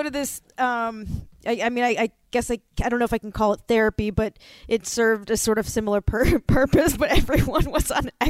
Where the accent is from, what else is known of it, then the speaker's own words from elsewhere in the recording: Florida, United States; now in Los Angeles, United States; I grew up in Florida